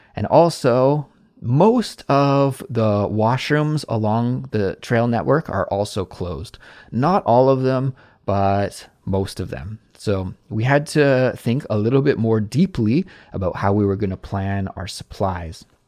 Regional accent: Canada; moved away as an adult; now in South Korea; a Canadian living abroad in South Korea

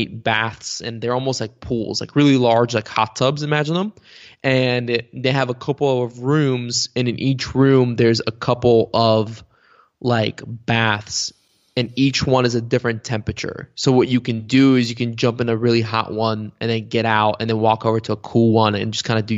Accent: Bulgaria; first language bg; English is a second language; when you're growing up in Bulgaria, because, you know, Bulgarian is spoken by what, like 7 million people.

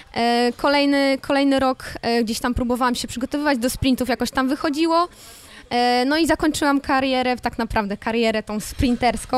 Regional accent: Elbląg, Warmian-Masurian Voivodeship, Poland; moved away; ja jestem z Elbląga i e, chodząc do, do szkoły podstawowej numer 16

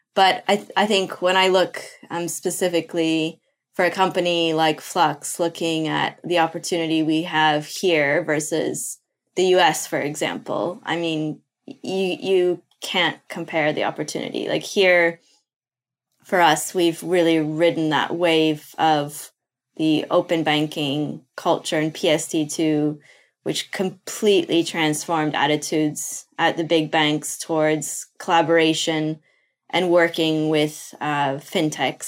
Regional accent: Brazil; moved away; I'm from Brazil originally. That's where I was born

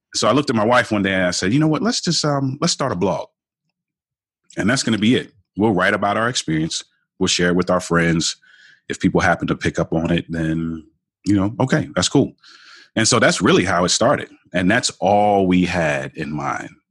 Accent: Baltimore, Maryland, United States; I grew up in Baltimore, Baltimore

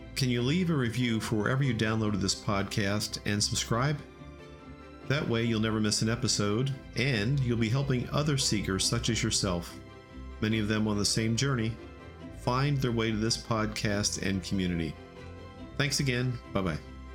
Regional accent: Ocean City, New Jersey, United States; I'm from South Jersey, Ocean City to be specific. And I grew up on the beach there

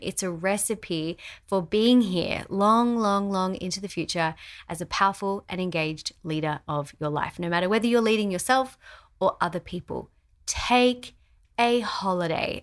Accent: Australia; our house in Australia

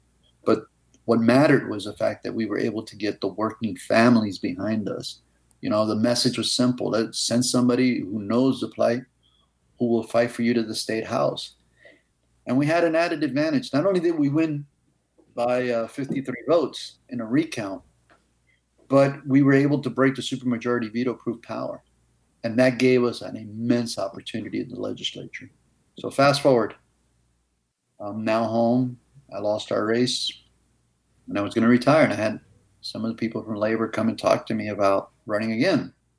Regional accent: New York, United States; now in Miami, United States; I'm originally from New York, like that guy over there, Andy Mattis. I came into Miami in the 70s

